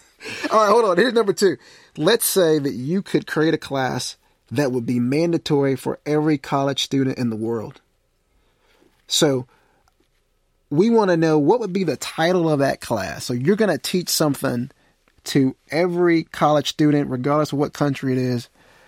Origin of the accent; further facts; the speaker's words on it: Jasper, Texas, United States; moved away; I grew up in East Texas and a town called Jasper in the early 1990s